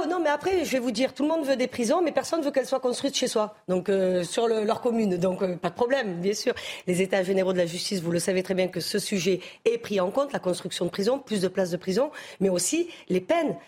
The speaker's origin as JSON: {"language": "French", "town": "Marseille", "region": "Provence-Alpes-Côte d'Azur", "country": "France", "tie": "born or raised there", "said": "je suis marseillaise, je suis née moi sur le, sur le Vieux-Port, donc sur les docks"}